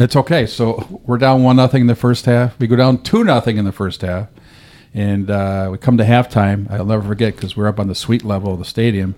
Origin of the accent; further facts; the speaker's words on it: Rochester, New York, United States; now in Dothan, United States; that was my hometown team. I grew up there